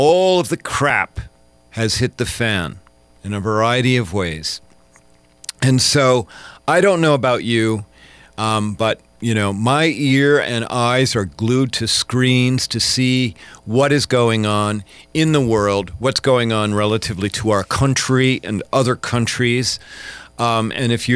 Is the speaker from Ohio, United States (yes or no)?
no; Iowa, United States; I am from Iowa.